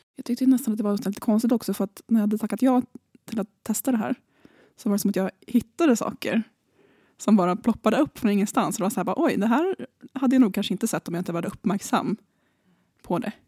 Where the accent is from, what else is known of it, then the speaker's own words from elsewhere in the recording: Nacka, Stockholm County, Sweden; Så jag kommer från Nacka, så jag är från Björknäs.